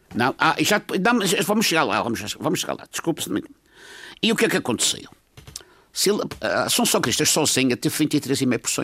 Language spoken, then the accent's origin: Portuguese; Madeira, Portugal; eu sou madeirense, tenho muito orgulho em ser madeirense